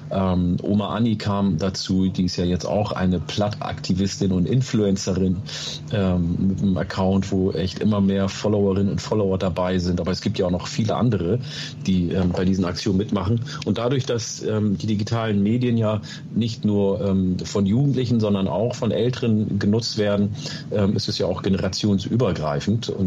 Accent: Oromia, Ethiopia; first language Oromo; German is a second language; now in Germany; ähm, ich komme aus Oromia, das heißt äh, Afan Oromo, meine erste Sprache, ähm, gibt es auch noch.

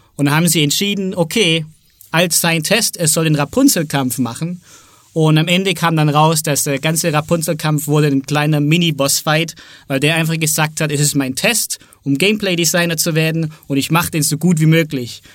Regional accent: Southern Germany, Germany; ich bin aus Süddeutschland

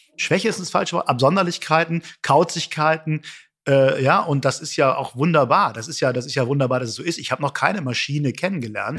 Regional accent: Hamburg, Germany; ich als Hamburger

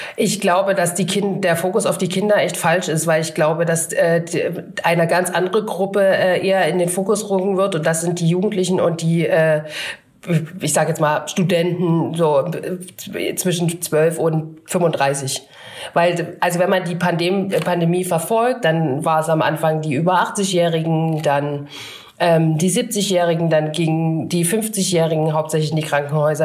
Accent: Upper Lusatia, Saxony, Germany; bei mir ist es äh, Ost, also in der Oberlause sagt man Schuleingang

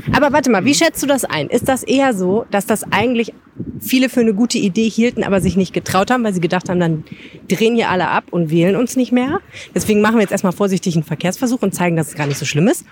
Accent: Düsseldorf, North Rhine-Westphalia, Germany; als Düsseldorferin

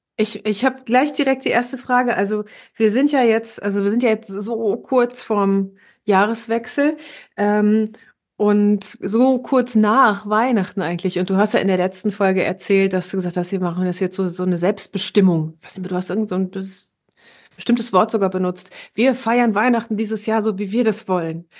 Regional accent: Herne, North Rhine-Westphalia, Germany; moved away; war ich ja in Herne, meiner Heimatstadt

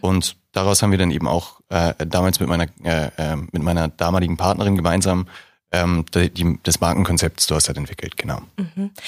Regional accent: Hamburg, Germany; moved away as an adult; now in Regensburg, Germany; Hamburg ist eine wunderschöne Stadt und meine Heimat

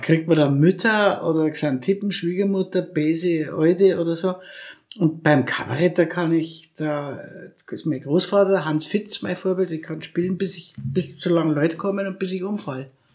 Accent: Krailling, Bavaria, Germany; ich bin in Kreiling im Würmtal aufgewachsen.

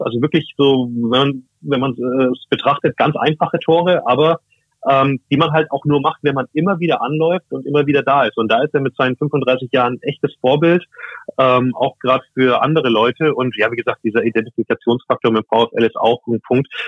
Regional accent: Franconia, Germany; moved away as an adult; now in Osnabrück, Germany; gebürtiger Franke, also erst später in den Norden gekommen nach dem Studium

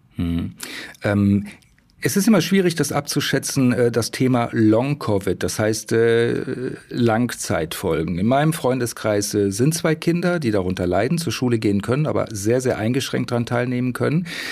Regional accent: Saxony, Germany; bei uns in Sachsen

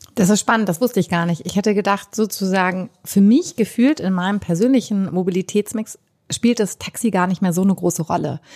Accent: Hamburg, Germany; in meiner Heimatstadt Hamburg

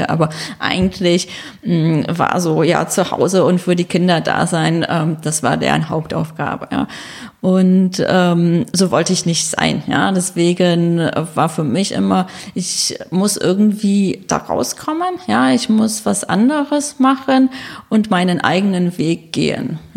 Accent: North Rhine-Westphalia, Germany; moved away as an adult; now in Munich, Germany; ich komme aus Nordrhein-Westfalen, ja, ähm, dort ist auch meine Familie und dann nach dem Abitur habe ich beschlossen, nach München zu gehen.

